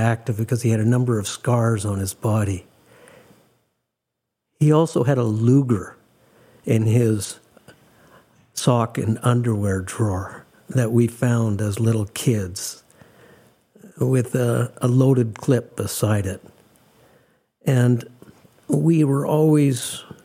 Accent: Calgary, Alberta, Canada; on May 27th, 1953, for better or worse, I was born in Calgary

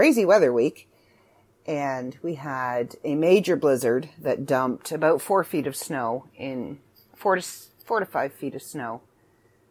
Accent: Canada; I'm Canadian

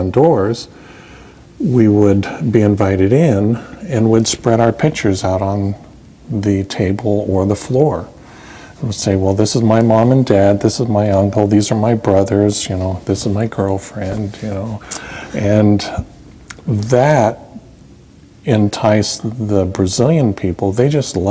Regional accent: Nampa, Idaho, United States; I was born in Nampa, Idaho.

